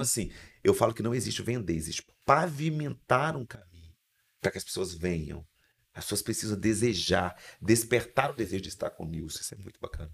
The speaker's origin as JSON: {"language": "Portuguese", "region": "Espírito Santo", "country": "Brazil", "also_born_or_lived": "Vitória", "accent": "capixaba", "said": "eu sou um capixaba. É, o meu sotaque, sotaque é diferente"}